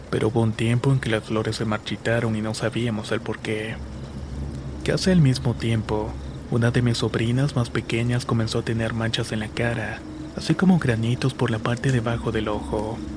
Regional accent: Hidalgo, Mexico; Esto me pasó de donde soy originario justamente en el estado de Hidalgo.

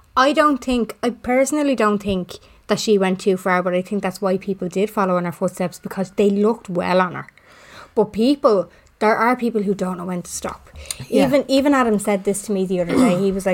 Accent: Dublin, Leinster, Ireland; now in Blanchardstown, Ireland; I always say that I'm from Finglas because that's where I'm from, even though I live in Blanche

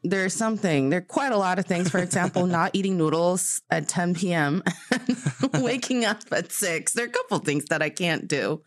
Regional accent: Northeast China, China; moved away; when I was like a little kid, um, in my hometown because the you know, it's, like, really cold in the northeast part of China

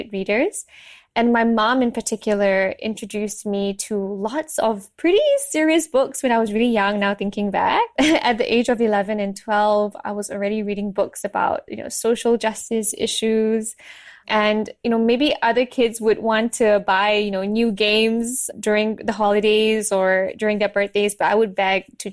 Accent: Subang Jaya, Selangor, Malaysia; I was born and raised in Malaysia.

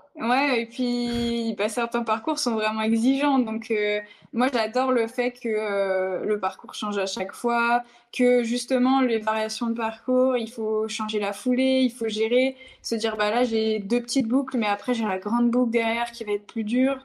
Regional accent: the North, Hauts-de-France, France; je viens, je viens, du Nord

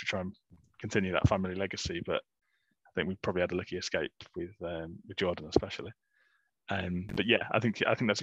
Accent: Coventry, West Midlands, United Kingdom; growing up in Coventry, for the majority of my life

